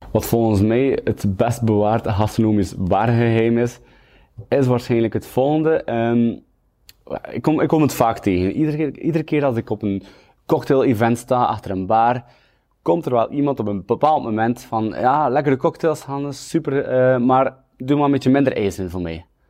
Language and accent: Dutch; Kortrijk, Flanders, Belgium; also born or lived in Kuurne; Ik ben geboren in Kortrijk op 23 juli 1992. Ik woon in Kuurne, naast Kortrijk